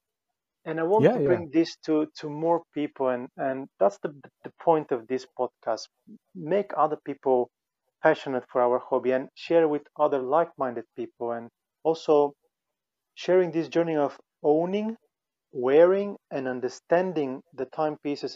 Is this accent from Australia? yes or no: no; Finland; we're both from Finland